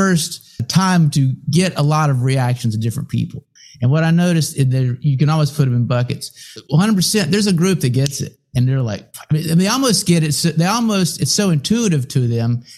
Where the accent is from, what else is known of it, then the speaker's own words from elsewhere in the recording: United States; first language English; I don't speak another language, and I'm American, I only speak English